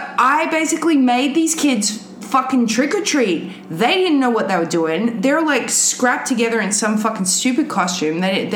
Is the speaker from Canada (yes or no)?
no; Australia; now in United States; I grew up in Australia. And I was an Americophile from when I was a tiny child.